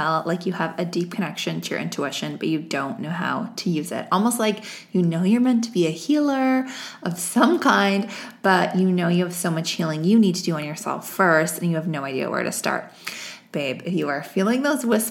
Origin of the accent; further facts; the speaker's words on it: Vancouver, British Columbia, Canada; it's my hometown